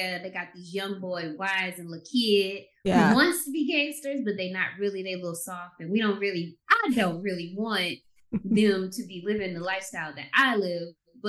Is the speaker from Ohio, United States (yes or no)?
yes; Cleveland, Ohio, United States; I'm from the Midwest.